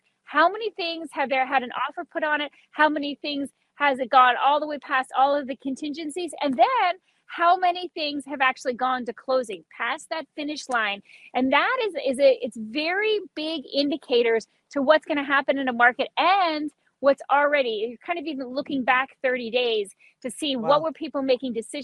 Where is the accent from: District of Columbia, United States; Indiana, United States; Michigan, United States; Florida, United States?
Florida, United States; Key West; I grew up in Key West, so I'm an island girl.